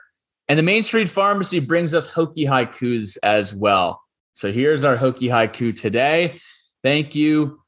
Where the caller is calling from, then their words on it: Charlotte, North Carolina, United States; I'm calling in here from Charlotte, North Carolina.